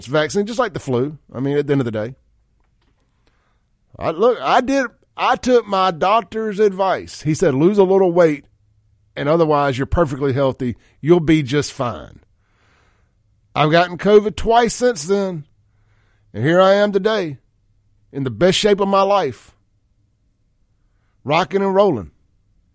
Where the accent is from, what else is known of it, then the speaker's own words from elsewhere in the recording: Mississippi, United States; I'm from Mississippi.